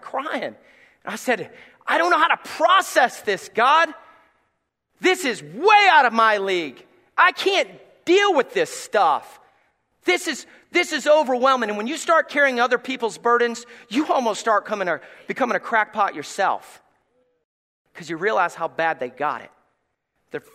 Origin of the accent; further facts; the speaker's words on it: Gray, Tennessee, United States; moved away; I come from Gray, Tennessee